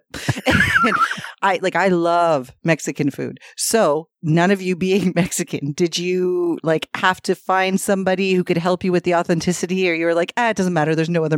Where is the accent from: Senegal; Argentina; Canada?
Canada; Scarborough, Ontario; I grew up in South Scarborough, and in 1989, I was five.